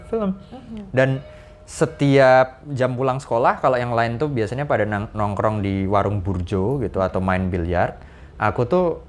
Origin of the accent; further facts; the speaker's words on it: Yogyakarta, Special Region of Yogyakarta, Indonesia; now in Jakarta, Indonesia; aku tumbuh besar di Jogja itu di Pantai Parangtritis